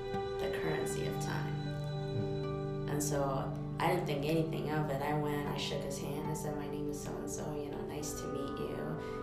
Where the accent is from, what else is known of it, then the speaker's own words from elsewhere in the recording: Ethiopia; moved away; I'm originally from Ethiopia.